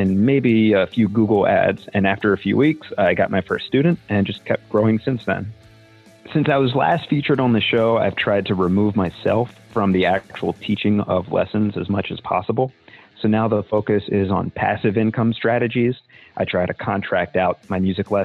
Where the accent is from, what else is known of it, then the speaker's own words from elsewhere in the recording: Annapolis, Maryland, United States; I'm from Annapolis, Maryland, and I own Severn River Music